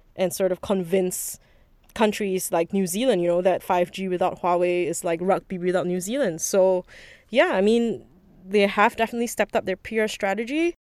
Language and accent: English; Singapore; also born or lived in Beijing, China; I'm actually Singaporean too